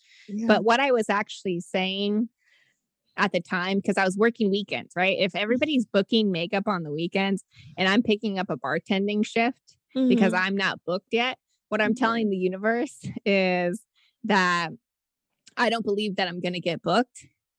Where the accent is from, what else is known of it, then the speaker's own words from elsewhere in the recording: Nebraska, United States; moved away as an adult; also born or lived in Virginia; I'm actually from Nebraska.